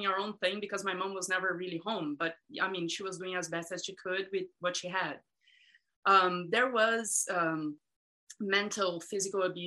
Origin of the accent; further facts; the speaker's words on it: Brazil; moved away; I grew up in Brazil